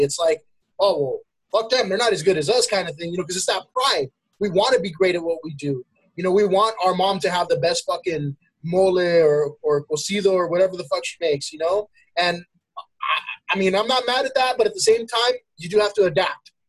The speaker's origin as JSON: {"language": "English", "town": "El Monte", "region": "California", "country": "United States", "also_born_or_lived": "Pomona, California", "lives_now": "Temple City, United States", "said": "I'm from El Monte"}